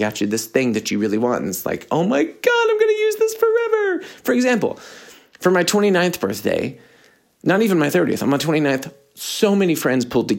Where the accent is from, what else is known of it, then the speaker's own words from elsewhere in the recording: United States; I'm American